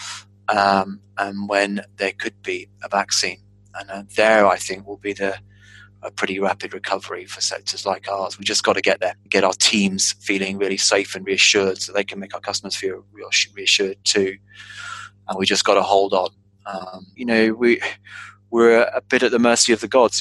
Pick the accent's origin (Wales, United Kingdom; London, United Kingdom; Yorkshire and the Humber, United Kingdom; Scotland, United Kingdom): London, United Kingdom; being a Londoner, born and bred